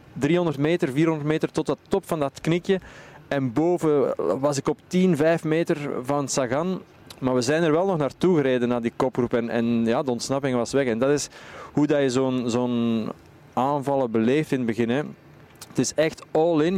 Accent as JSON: {"language": "Dutch", "country": "Belgium", "said": "als Belgen"}